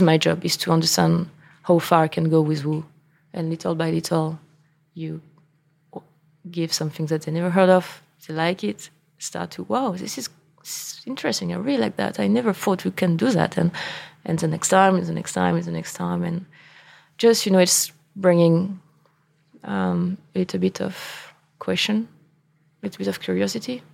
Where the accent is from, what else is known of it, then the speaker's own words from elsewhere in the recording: Angers, Pays de la Loire, France; English is a second language; moved away as an adult; now in New York, United States; I grew up in Angers and I learned that I wanted to be in wine being in Angers